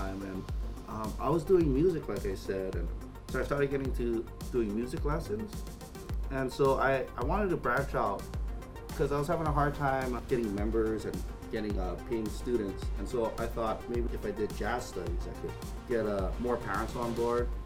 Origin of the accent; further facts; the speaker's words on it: Waianae, Hawaii, United States; So I grew up in Waianae.